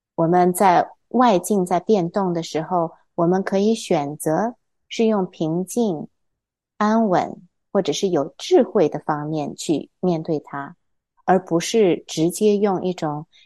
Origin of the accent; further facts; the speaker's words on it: Hefei, Anhui, China; moved away; also born or lived in Taiyuan, Shanxi / Shenyang, Liaoning; 我小时候是出生在山西太原，然后我在辽宁沈阳住过三年，但是我什么都不记得了 ，然后后来又跟我爸爸妈妈去，啊，啊，安徽合肥住过十多年，是在一个小岛上，小岛周围有一个湖水